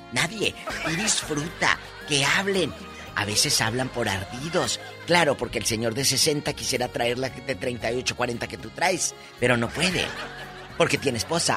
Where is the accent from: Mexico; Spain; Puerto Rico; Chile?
Mexico; Matamoros, Tamaulipas; now in California, United States; allá en mi tierra, en Matamoros